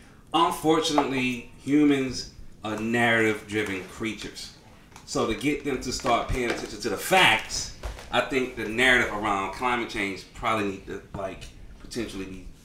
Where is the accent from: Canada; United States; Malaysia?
United States; Georgia; I'm from Georgia.